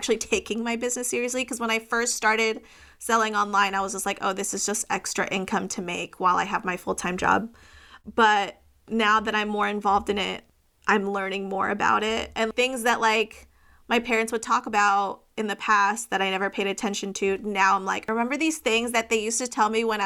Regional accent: Orange County, California, United States; also born or lived in Virginia; But soon after I was born, we immediately moved to California, conservative capital of Orange County. So it was definitely very interesting growing up as a brown girl in such a white upper class neighborhood.

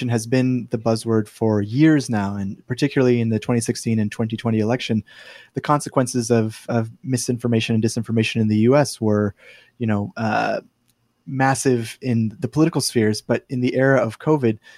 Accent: United States; moved away as an adult; now in Brisbane, Australia; I am an American born living in Australia now

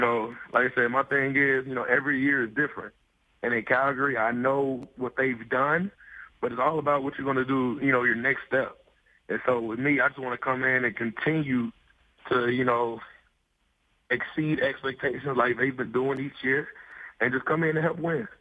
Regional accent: Kentucky, United States; moved away; I'm from Kentucky

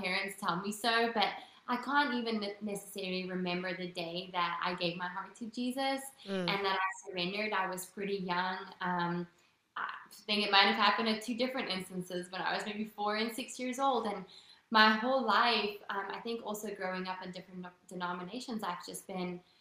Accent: Western Cape, South Africa; first language Afrikaans; English is a second language; moved away as an adult; also born or lived in New York; now in United States; Grew up in a really, really small town in South Africa

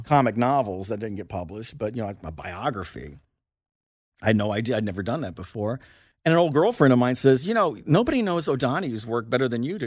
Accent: Lawrence, Indiana, United States; moved away; I'm from Lawrence, Indiana

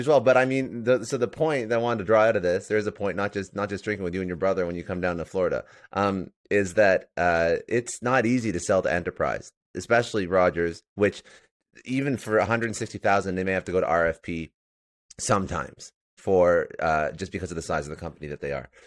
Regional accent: Toronto, Ontario, Canada; now in Fort Lauderdale, United States; I'm actually Canadian. I'm in Fort Lauderdale right now, but I'm originally from Toronto

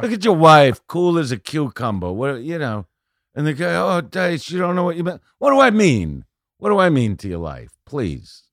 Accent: New York City, New York, United States; moved away; I'm from Brooklyn

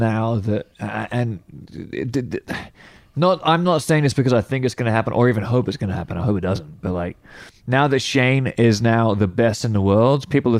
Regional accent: England, United Kingdom; I'm from England.

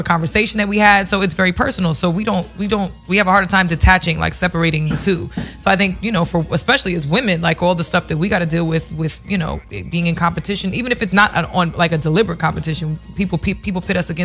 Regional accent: New York City, New York, United States; I grew up in New York City.

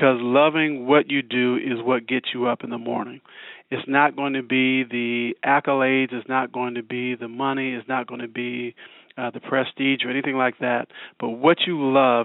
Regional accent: Washington, District of Columbia, United States; moved away as an adult; now in Kansas City, United States; I'm not a native Kansas City. And I was born and raised in Washington, D.C., but I've been here in Kansas City for over 30 years

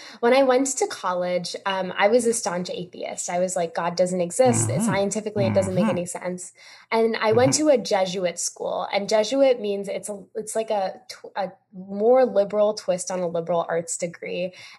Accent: India; No, so I'm Indian, and we do a lot of pujas.

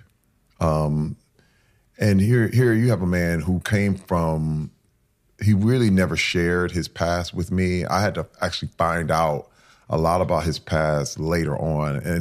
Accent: Flint, Michigan, United States; I was raised in Flint, Michigan

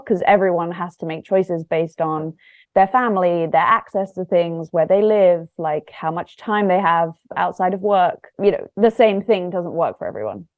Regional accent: London, United Kingdom; moved away as an adult; also born or lived in south coast of England; now in Los Angeles, United States; I grew up in London, very much kind of city sort of childhood

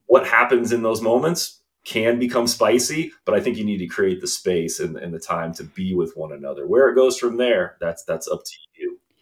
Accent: Indiana, United States; also born or lived in New York / Chicago; now in Clemson, South Carolina, United States; growing up in Indiana

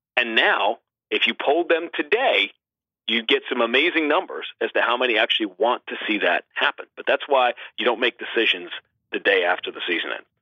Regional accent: New York City, New York, United States; I was growing up in Manhattan

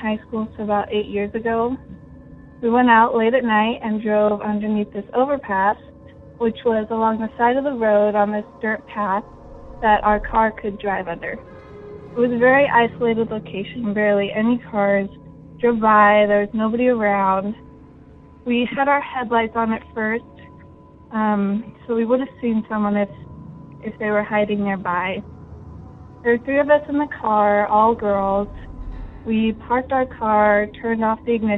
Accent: Livermore, California, United States; I grew up in Livermore, California

